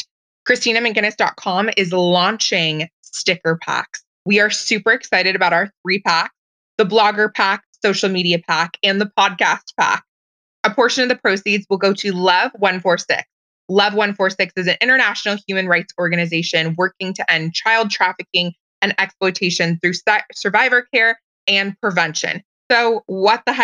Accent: Portland, Oregon, United States; I'm from Portland, Oregon

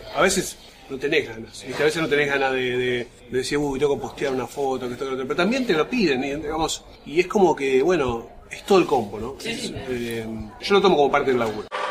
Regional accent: Berazategui, Buenos Aires Province, Argentina; yo nací en y viví en Berazategui hasta los 20 años

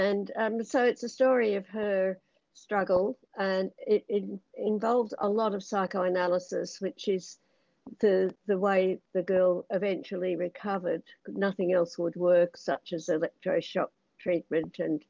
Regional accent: Australia; I ended up being born in Australia kind of by accident. So I'm proud to be Australian

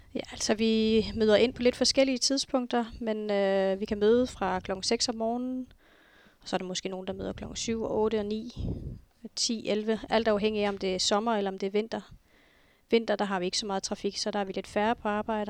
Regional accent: Nuuk, Sermersooq, Greenland; født og opvokset her i Nuuk

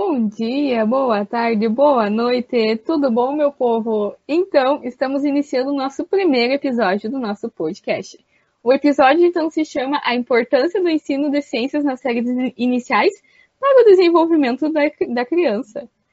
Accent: Salto do Jacuí, Rio Grande do Sul, Brazil; sou natural da, da capital da energia elétrica, mais conhecida como Salto do Jacuí

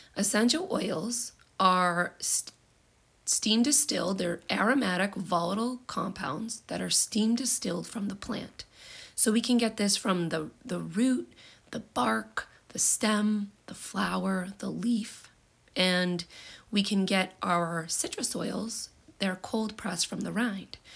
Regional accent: United States; I'm from the United States

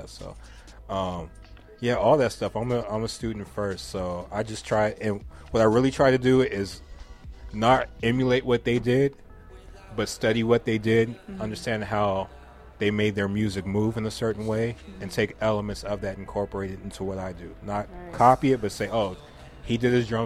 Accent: West Covina, California, United States; kids that grow up in West Covina, just like I did

